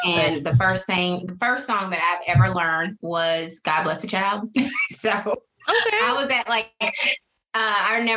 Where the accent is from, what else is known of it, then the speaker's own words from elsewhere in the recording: Conway, South Carolina, United States; Being from the East Coast and on, you know, close to the water, because I'm from Conway, Myrtle Beach is right there